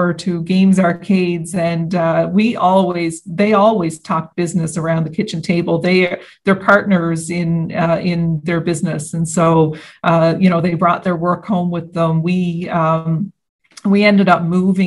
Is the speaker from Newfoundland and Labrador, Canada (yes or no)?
yes; St. Anthony, Newfoundland and Labrador, Canada; I was born and raised in St. Anthony, Newfoundland, and Labrador on the northern coast.